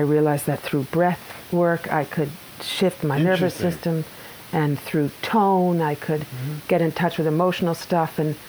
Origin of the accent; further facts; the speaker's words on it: Brooklyn, New York, United States; also born or lived in Long Island; My family is originally from Brooklyn.